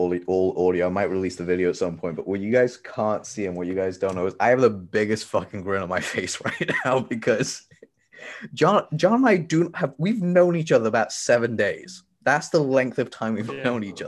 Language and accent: English; Tanzania; moved away; I'm from Tanzania. I was born there. I am a Tanzanian native.